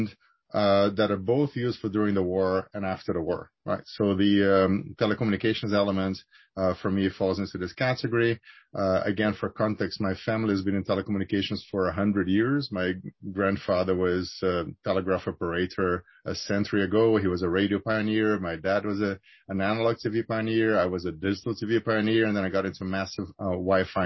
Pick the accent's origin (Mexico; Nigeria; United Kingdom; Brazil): Brazil; Rio de Janeiro; moved away; I'm originally from Rio. I grew up there